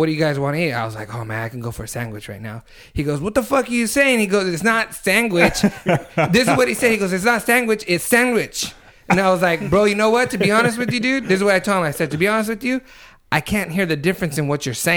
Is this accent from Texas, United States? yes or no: no; Reedley, California, United States; moved away; I went to Reedley this weekend, my hometown, and I was able to hang out with a lot of my old high school friends